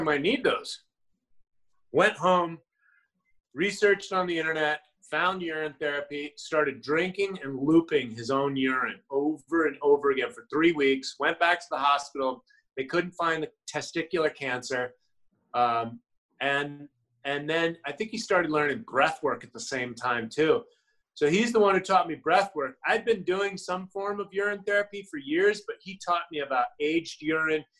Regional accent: United States; I'm an American

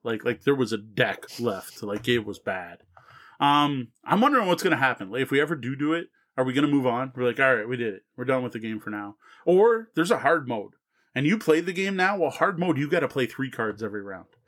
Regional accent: Canada; as a Canadian

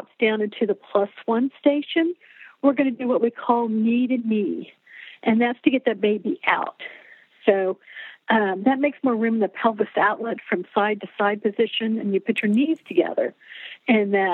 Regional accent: Oklahoma, United States; I'm from Oklahoma

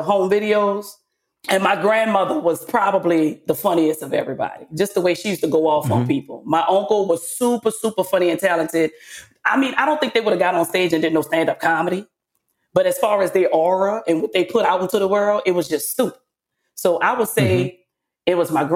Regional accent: New Orleans, Louisiana, United States

